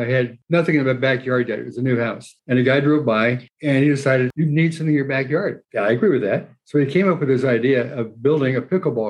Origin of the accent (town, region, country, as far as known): Pittsburg, Kansas, United States; born or raised there; now in Mesa, United States